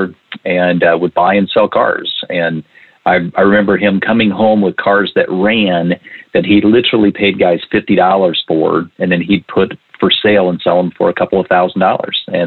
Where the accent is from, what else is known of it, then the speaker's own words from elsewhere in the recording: Indiana, United States; when I was 13 years old, detasseling corn, where you really learn how to work out in the hot summers in Indiana